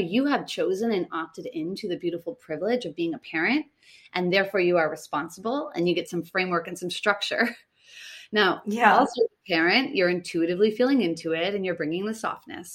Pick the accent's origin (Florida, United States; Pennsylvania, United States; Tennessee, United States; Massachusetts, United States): Massachusetts, United States; Boston; moved away as an adult; now in Tulum, Mexico; I come from Boston, which is very masculine